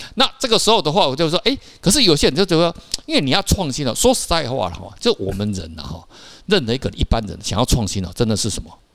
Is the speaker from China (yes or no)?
no; Taiwan; 我们台湾人